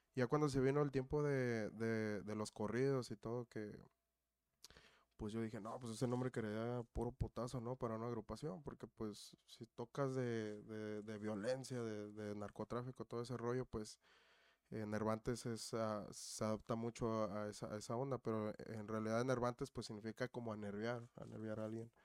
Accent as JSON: {"language": "Spanish", "town": "Cuernavaca", "region": "Morelos", "country": "Mexico", "moved": "yes", "lives_now": "Melrose Park, United States", "said": "De Cuernavaca, de Morelos."}